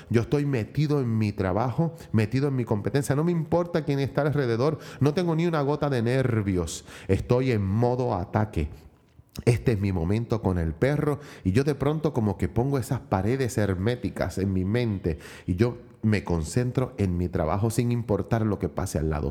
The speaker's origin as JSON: {"language": "Spanish", "country": "Puerto Rico", "said": "por mi país, por mi isla del encanto"}